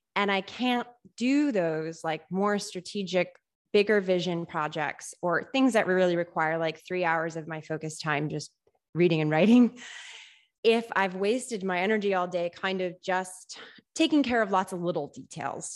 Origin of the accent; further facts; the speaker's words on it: Rutland, Massachusetts, United States; also born or lived in Worcester; I grew up in this area, Central Massachusetts. I was born in Worcester, raised in Rutland.